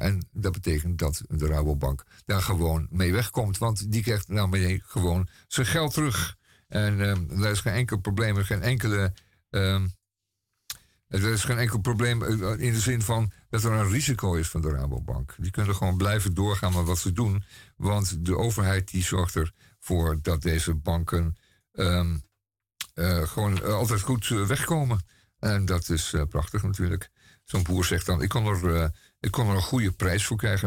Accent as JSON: {"language": "Dutch", "town": "Amsterdam", "region": "North Holland", "country": "Netherlands", "said": "Als echte Amsterdammer"}